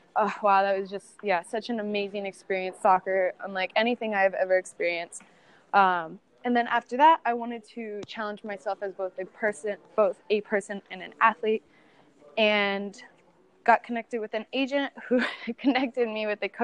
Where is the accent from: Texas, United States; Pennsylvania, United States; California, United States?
California, United States; also born or lived in Minnesota; And I just, you know, growing up in California, soccer is huge there. So there's just always teams, you're always playing. And then we moved to Minnesota